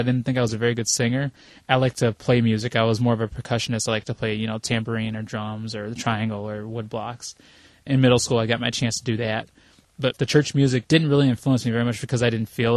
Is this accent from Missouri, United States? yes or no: yes; St. Louis, Missouri, United States; also born or lived in Houston, Texas; now in Wisconsin, United States; I was born in St. Louis in 1978 during a thunderstorm at 4:05 in the morning